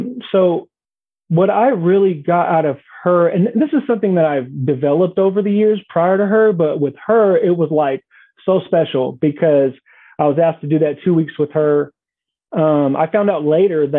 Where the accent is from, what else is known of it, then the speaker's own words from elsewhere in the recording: Bay Area, California, United States; I'm from the Bay Area